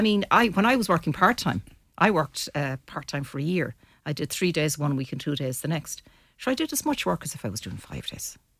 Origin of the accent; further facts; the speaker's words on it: Mayo, Connacht, Ireland; now in Sligo, Ireland; And I'm not from Sligo, I'm from Mayo.